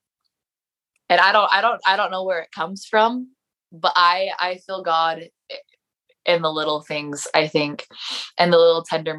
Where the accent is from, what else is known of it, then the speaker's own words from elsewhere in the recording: Mesquite, Nevada, United States; now in St. George, United States; my dad drove me up here to St. George because we are from Mesquite.